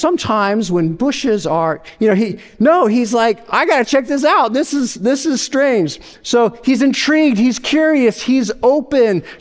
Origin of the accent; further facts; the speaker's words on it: Nevada, United States; moved away; I grew up in Nevada.